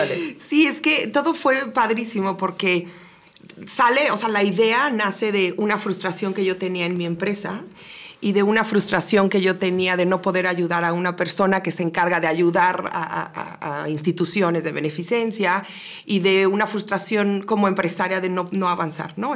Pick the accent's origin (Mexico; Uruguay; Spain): Mexico; Querétaro; queretana sasa, sasa de corazón, de las pocas que ya hay